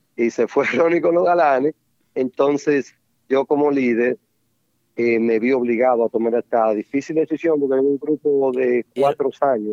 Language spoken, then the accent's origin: Spanish; Santiago de los Caballeros, Santiago, Dominican Republic; moved away; Soy de Santiago, nacido y criado